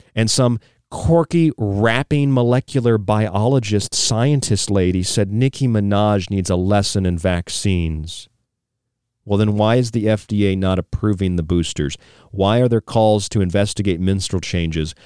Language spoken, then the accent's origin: English; Florida, United States; now in Arizona, United States; I'm from Florida, I'm a Florida man